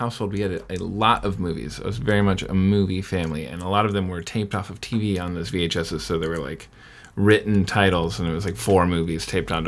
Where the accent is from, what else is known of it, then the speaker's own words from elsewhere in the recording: Ohio, United States; I'm from Ohio.